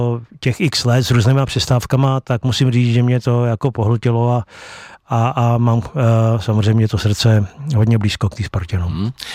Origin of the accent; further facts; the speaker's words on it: Chrustenice, Central Bohemian Region, Czechia; also born or lived in Beroun; takže z těch chrustenic, kde já bydlím